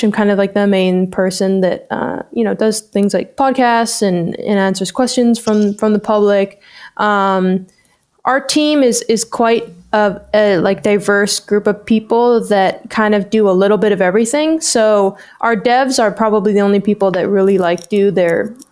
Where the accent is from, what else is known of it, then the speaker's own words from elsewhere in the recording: Hong Kong; moved away as an adult; now in Canada; I moved here about 3 years ago from Hong Kong. I grew up in Hong Kong.